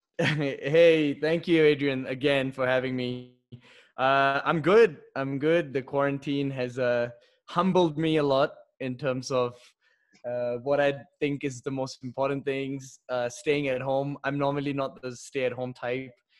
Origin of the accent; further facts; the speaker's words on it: Singapore; moved away as an adult; also born or lived in Delhi, India; now in Mexico; I was born in Delhi. Uh, but when I was seven, we moved to Singapore. So I would say majority of my life I spent in Singapore.